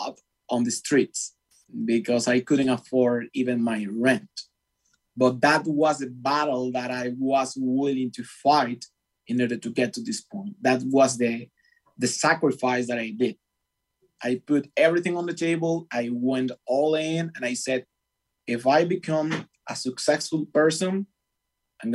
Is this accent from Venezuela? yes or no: yes; Venezuela; English is a second language; moved away as an adult; also born or lived in Argentina; now in United States; I'm from Venezuela, which is a very hard country to live at this moment.